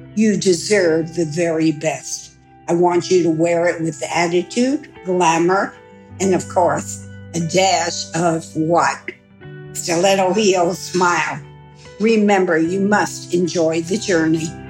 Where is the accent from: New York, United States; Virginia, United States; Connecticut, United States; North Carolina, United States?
New York, United States; I'm a New Yorker